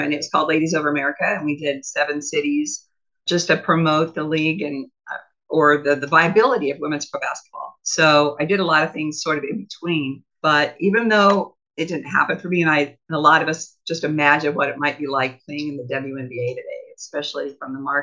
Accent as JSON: {"language": "English", "region": "Iowa", "country": "United States", "tie": "born or raised there", "said": "I got railroaded in a small court by my hometown"}